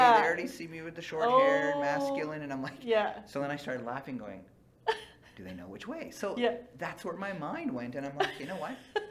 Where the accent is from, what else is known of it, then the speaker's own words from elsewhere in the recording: Fort St. John, British Columbia, Canada; I grew up in Fort St. John, BC, which was oil field country.